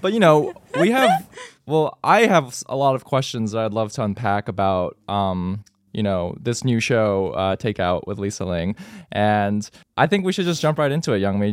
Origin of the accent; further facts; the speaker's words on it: Texas, United States; I grew up in Texas